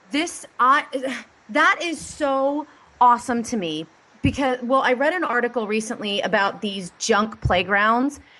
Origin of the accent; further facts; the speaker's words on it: Ireland; I just love everything about Scotland because, well, I'm Irish, so, well